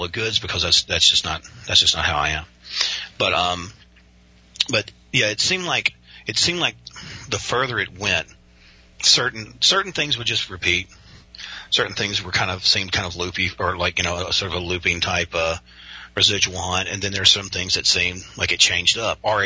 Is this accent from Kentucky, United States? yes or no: yes; Western Kentucky, United States; I am from Western Kentucky, it's very conservative, and most people here live kind of faith-based lives